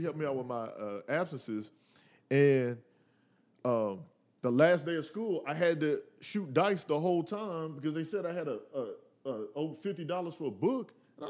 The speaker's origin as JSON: {"language": "English", "town": "Willow Springs", "country": "United States", "said": "we're all from Willow Springs. And it wasn't that we were even trying to be popular. Like, what was funny is that we were just a bunch of dudes that were from the same neighborhood"}